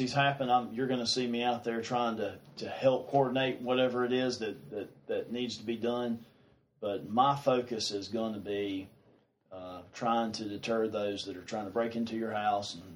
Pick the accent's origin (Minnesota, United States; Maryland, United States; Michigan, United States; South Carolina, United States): South Carolina, United States; Piercetown; I grew up here. I grew up in Pierstown.